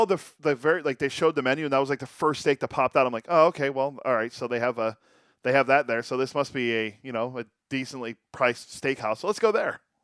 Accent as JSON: {"language": "English", "town": "Pittsburgh", "region": "Pennsylvania", "country": "United States", "tie": "born or raised there", "said": "growing up in Pittsburgh"}